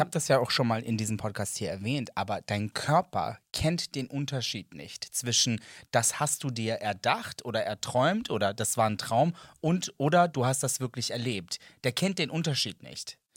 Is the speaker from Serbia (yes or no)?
yes; Serbia; German is a second language; ich bin Serbe. Ähm, das ist nicht meine erste Sprache